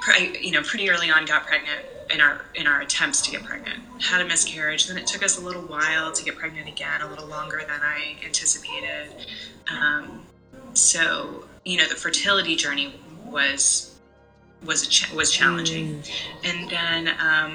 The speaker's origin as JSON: {"language": "English", "town": "Atlanta", "region": "Georgia", "country": "United States", "tie": "born or raised there", "also_born_or_lived": "New York / Sandy Springs", "moved": "as an adult", "said": "grew up here in Atlanta, right outside of Atlanta"}